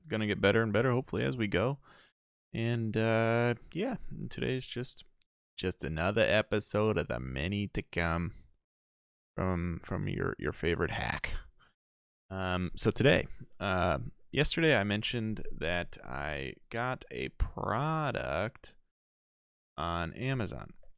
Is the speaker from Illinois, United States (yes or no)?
yes; Chicago, Illinois, United States; also born or lived in Denver; I'm from Chicago.